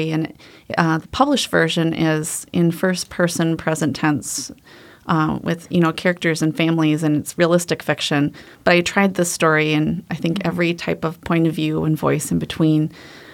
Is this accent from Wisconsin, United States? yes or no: yes; Janesville, Wisconsin, United States; moved away as an adult; now in Wisconsin Rapids, United States; I grew up in Janesville, Wisconsin